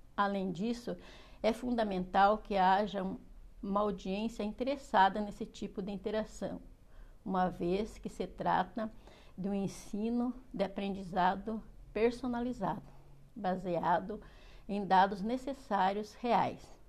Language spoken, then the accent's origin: Portuguese; Castro, Paraná, Brazil; sou de Castro, Paraná